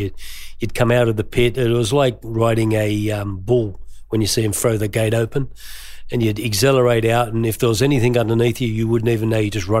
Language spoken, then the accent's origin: English; Green Valley, New South Wales, Australia; I grew up in Green Valley, and we sort of all loved our cars out there.